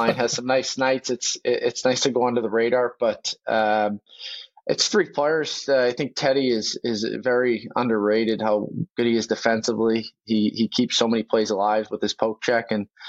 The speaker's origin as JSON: {"language": "English", "town": "Boston", "region": "Massachusetts", "country": "United States", "tie": "born or raised there", "moved": "yes", "lives_now": "Vancouver, Canada", "said": "I grew up in Boston"}